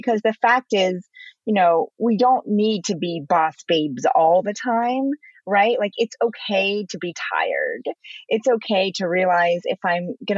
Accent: China; now in United States; I was born in China. I came to America

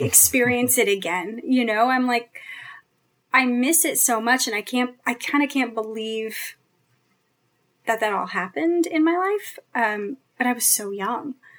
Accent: San Jose, California, United States; moved away as an adult; also born or lived in New York; I'm from the West, I'm from Northern California

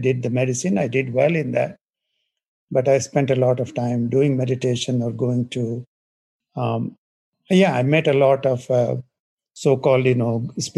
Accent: India; moved away; I grew up in India in a small village.

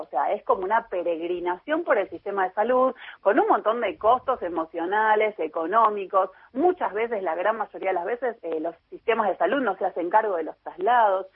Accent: Chubut, Argentina; yo soy de Chubut

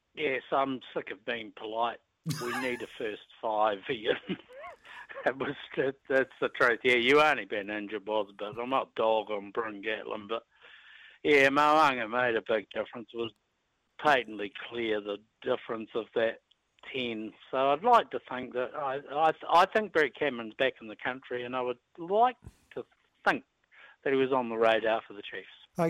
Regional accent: Pukekohe, Auckland, New Zealand; I'm from Pukekohe

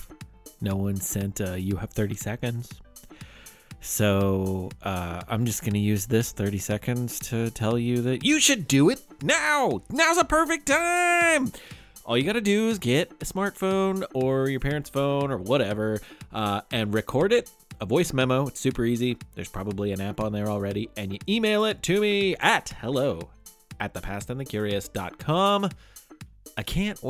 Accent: Kentucky, United States; my home state of Kentucky

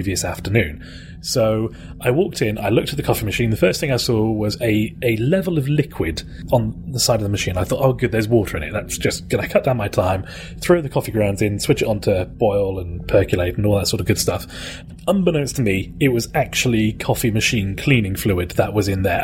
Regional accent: United Kingdom; accent: British; I am actually British

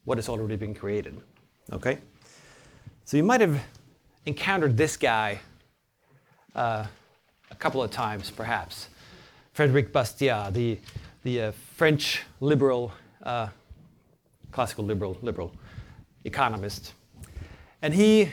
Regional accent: Sweden; I'm from Sweden, a cold country.

